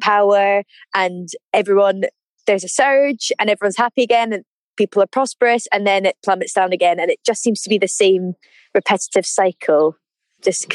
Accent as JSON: {"language": "English", "town": "Edinburgh", "region": "Scotland", "country": "United Kingdom", "also_born_or_lived": "St Andrews", "moved": "as an adult", "lives_now": "London, United Kingdom", "said": "So I come from Edinburgh and I moved down to London about nine months ago now in August"}